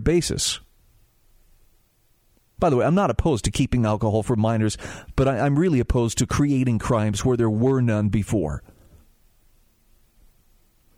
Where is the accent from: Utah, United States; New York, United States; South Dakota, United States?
Utah, United States; my home state of Utah